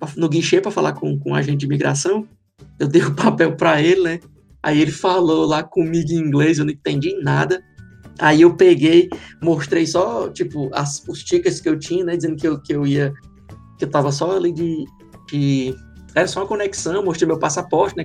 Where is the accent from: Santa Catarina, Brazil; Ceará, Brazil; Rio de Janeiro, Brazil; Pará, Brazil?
Ceará, Brazil; Fortaleza; moved away as an adult; now in Ireland; eu sou lá de Fortaleza